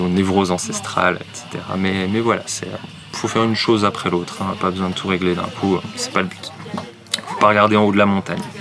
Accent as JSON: {"language": "French", "town": "Nancy", "region": "Grand Est", "country": "France", "tie": "born or raised there", "said": "J'ai grandi à Nancy"}